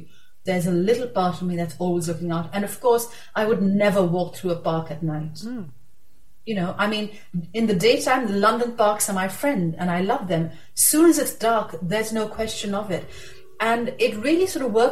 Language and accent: English; Pakistan; I'm a Pakistani.